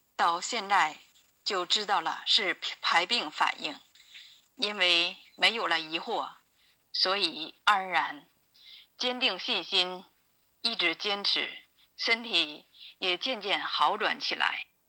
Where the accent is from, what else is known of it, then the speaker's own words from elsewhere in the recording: Jinzhou, Liaoning, China; 我来自辽宁锦州